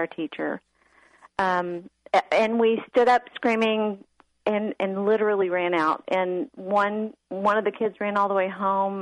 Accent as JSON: {"language": "English", "town": "Austin", "region": "Texas", "country": "United States", "tie": "born or raised there", "said": "I grew up in Austin, was a sleepy town back then, and I had a safe little neighborhood"}